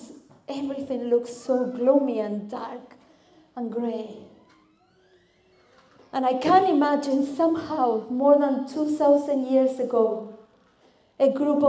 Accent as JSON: {"language": "English", "country": "Argentina", "second_language": "English", "moved": "as an adult", "lives_now": "Cardiff, United Kingdom", "said": "I am originally from Argentina. That's why my accent sounds a little bit different."}